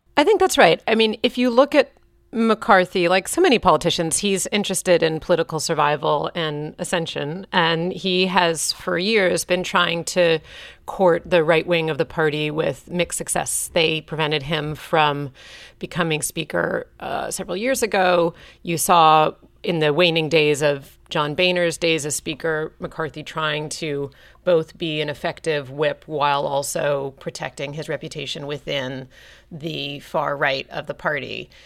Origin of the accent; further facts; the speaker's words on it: New York, United States; my hometown